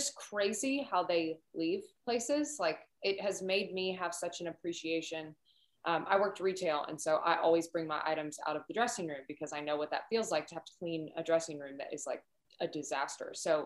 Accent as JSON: {"language": "English", "area": "outside of Cincinnati", "region": "Kentucky", "country": "United States", "tie": "born or raised there", "said": "I'm from Kentucky, but outside of Cincinnati"}